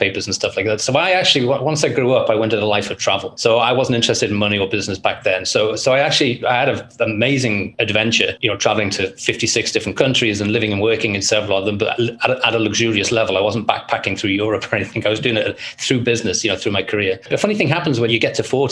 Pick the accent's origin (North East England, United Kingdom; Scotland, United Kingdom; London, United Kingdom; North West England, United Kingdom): North West England, United Kingdom; Liverpool; I grew up in Liverpool, England, and my childhood was one of poverty